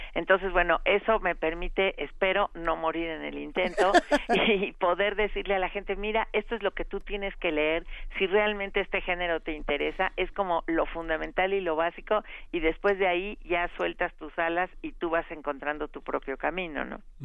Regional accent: Mexico

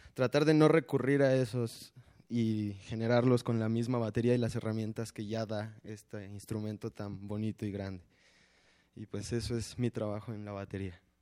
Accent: Chihuahua, Mexico; Chihuahua, mi tierra natal

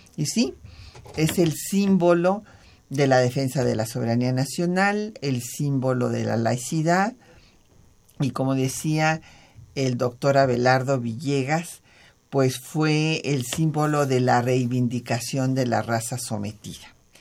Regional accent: Mexico; somos mexicanos

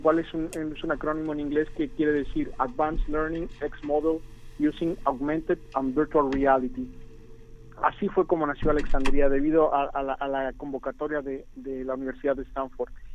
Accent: Mexico; todos los demás somos mexicanos

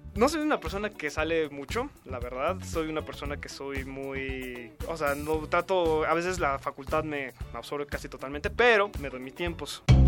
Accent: Mexico City, Mexico; Yo nací aquí en la Ciudad de México, nací un 10 de mayo del 94

